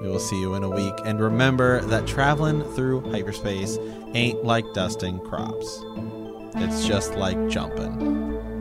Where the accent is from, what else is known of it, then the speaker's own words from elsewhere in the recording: Ohio, United States; I'm from Ohio